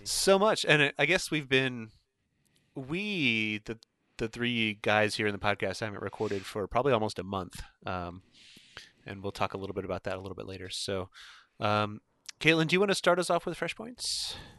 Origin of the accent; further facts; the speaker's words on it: Indiana, United States; I'm from Indiana